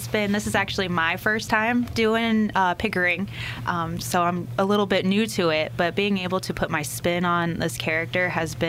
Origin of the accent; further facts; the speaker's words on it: Kansas, United States; I'm originally from Kansas, so the Southern accent's not too hard for me